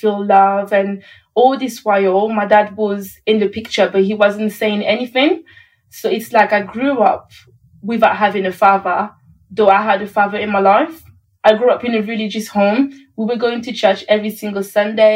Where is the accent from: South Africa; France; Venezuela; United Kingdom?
France; Paris, Île-de-France; moved away; I was born in Paris